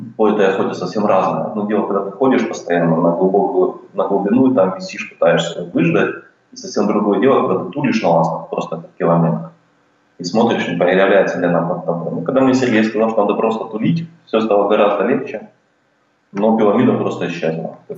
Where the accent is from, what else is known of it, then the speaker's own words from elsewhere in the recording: Shchastia, Luhansk Oblast, Ukraine; moved away as an adult; now in Australia; родился я и вырос в Луганской области. А, рядом там с городом а, Луганск есть такой город Счастье.